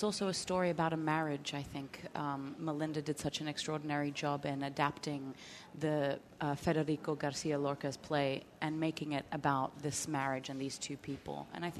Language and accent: English; Australia; now in Grafton, United States; I moved here from Australia to a town called Grafton, Massachusetts.